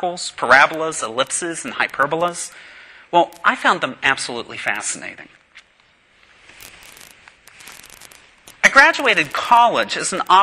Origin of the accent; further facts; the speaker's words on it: Pittsburgh, Pennsylvania, United States; now in Knoxville, United States; I'm from the Holy City, the New Jerusalem, Pittsburgh, Pennsylvania